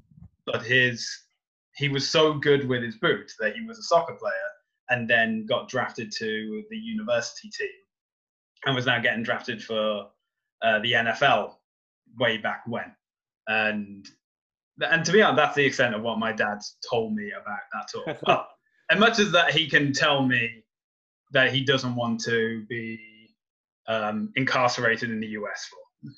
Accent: Halesowen, West Midlands, United Kingdom; So I'm originally from a town called Hales Owen, which is in central England. The nearest city is Birmingham. So if you imagine a map of England and you would have put a pin right in the middle, that's Birmingham, and I'm just to the left of it.

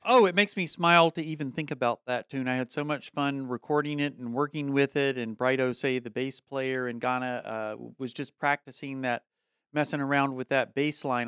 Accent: Statesville, North Carolina, United States; mine is nineteen sixty-three, Statesville, North Carolina

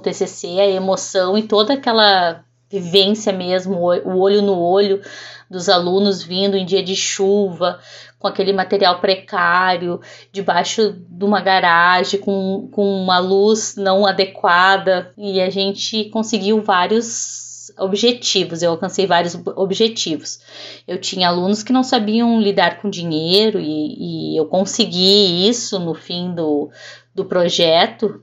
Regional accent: Venâncio Aires, Rio Grande do Sul, Brazil; also born or lived in Porto Alegre; now in São Lourenço do Sul, Brazil; Eu moro atualmente em São Lourenço do Sul já fazem 20 anos, mas sou natural de Porto Alegre e, e residi lá até meus 22 anos em, no interior de Venâncio Aires, então em Vila Mariante

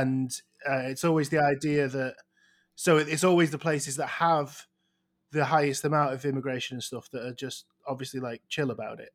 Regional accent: outside Manchester, North West England, United Kingdom; I'm not even from Manchester

